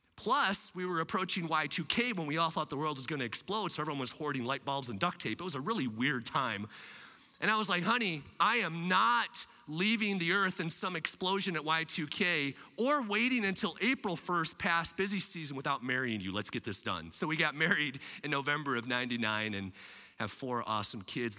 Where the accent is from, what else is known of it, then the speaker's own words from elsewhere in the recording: Michigan, United States; also born or lived in Lansing area, Michigan / Kalamazoo, Michigan / Grand Rapids, Michigan; I'm a Michigander. I love taking care of my friends here in Michigan. Now, I'm a west side of Michigander